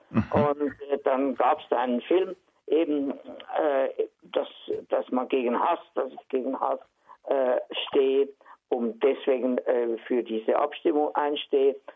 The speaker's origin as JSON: {"language": "German", "town": "Reinach", "region": "Basel-Landschaft", "country": "Switzerland", "tie": "born there", "said": "Hallo zusammen … Theater- und Filmschauspieler, geboren in Rienach bei Basel"}